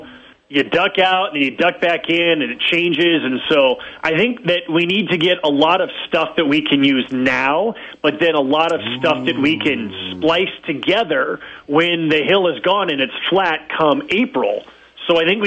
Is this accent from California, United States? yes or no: yes; Pleasanton, California, United States; my hometown of Pleasanton, California